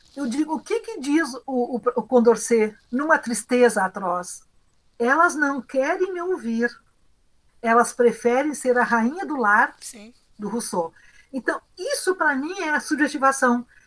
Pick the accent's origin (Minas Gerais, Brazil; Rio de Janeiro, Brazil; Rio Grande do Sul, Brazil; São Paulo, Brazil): Rio Grande do Sul, Brazil; Ijuí; Eu sou de Juí, do interior, uma cidade de colonização europeia.